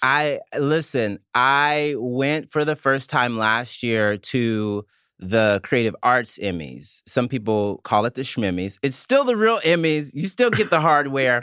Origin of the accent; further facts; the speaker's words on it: Mississippi, United States; now in New York, United States; I'm from Mississippi